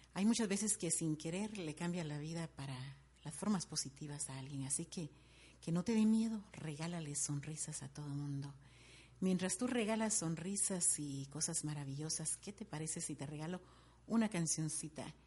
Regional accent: Guatemala City, Guatemala Department, Guatemala; moved away; soy de Guatemala, sí, de la bella ciudad de Guatemala

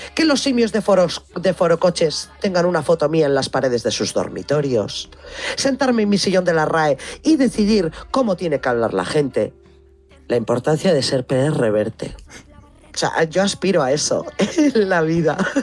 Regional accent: Biscay, Basque Country, Spain; also born or lived in Álava; en mi pueblo hay una iglesia

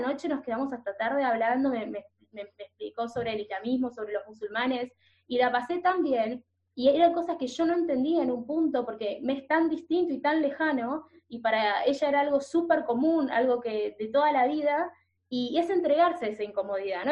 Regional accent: Buenos Aires, Argentina; moved away as an adult; now in Norway; yo como porteña, yo nací en Buenos Aires, en el barrio de Caballito

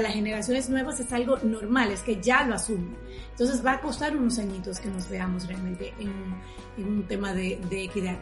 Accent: Dominican Republic; yo soy dominicana.

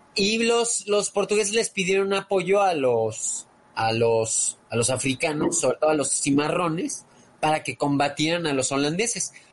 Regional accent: Mexico; como americanos, como mexicanos

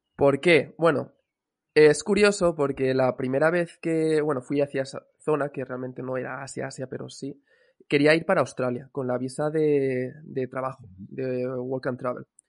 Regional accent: Cambrils, Catalonia, Spain; moved away as an adult; also born or lived in Valencia / Bali; podríamos decir que soy de, la zona de Cambrils, realmente no nací aquí, nací en Valencia, pero sí que he estado casi toda la vida en Cambrils

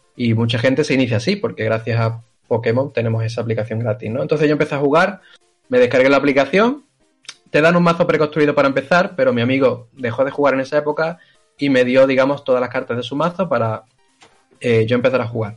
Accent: Seville, Andalusia, Spain; yo soy de Sevilla

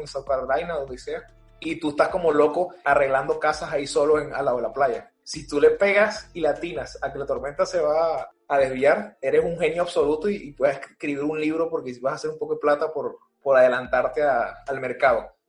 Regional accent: Venezuela; Yo soy venezolano

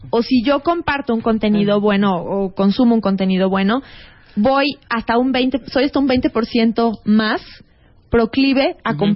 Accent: Mexico

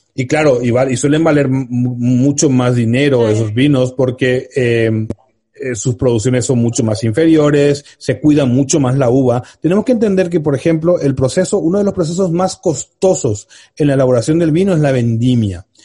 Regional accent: Spain; en España tenemos la cosa

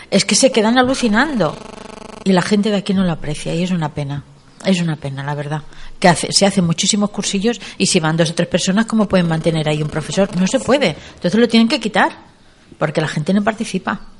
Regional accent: Catalonia, Spain; now in Agaete, Spain; mi gente de allí, de Cataluña, porque soy catalana

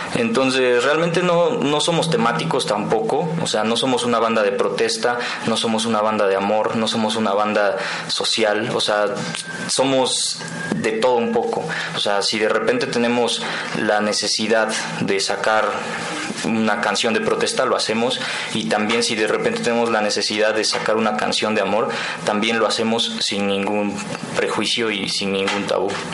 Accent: Tecamachalco, Puebla, Mexico; moved away as an adult; now in Puebla, Mexico; yo soy de un lugar que se llama Tecamachalco

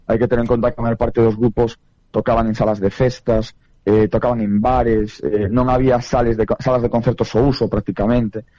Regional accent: Ferrol, Galicia, Spain; eu eh, son de Ferrol

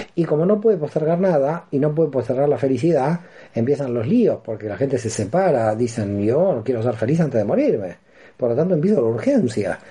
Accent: Buenos Aires, Argentina; moved away as an adult; now in Barcelona, Spain; Soy argentino y nací en Buenos Aires y hace 16 años que ya me encuentro en Barcelona

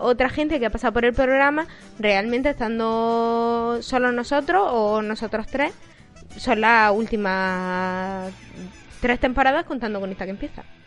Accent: Eastern Andalusia, Spain; los andaluces, o por lo menos los de Andalucía Oriental

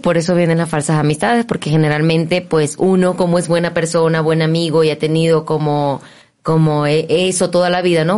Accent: Maracaibo, Zulia, Venezuela; moved away as an adult; now in Mexico; yo comencé a los 17 años en Venezuela. También soy venezolana

